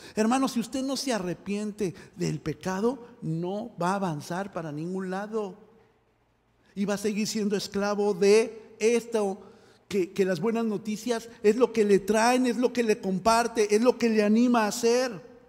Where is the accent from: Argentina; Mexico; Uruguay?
Mexico; moved away; yo que soy mexicano eh, en México